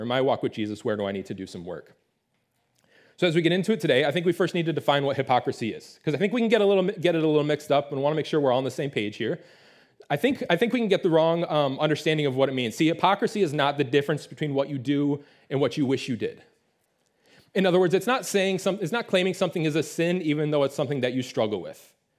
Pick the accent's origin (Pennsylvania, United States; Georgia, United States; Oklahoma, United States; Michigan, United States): Michigan, United States; Detroit; I grew up in the Metro Detroit area. It's the Motor City. We love our cars up there.